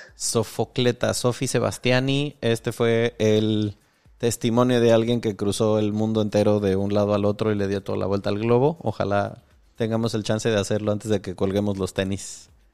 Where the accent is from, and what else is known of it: Mexico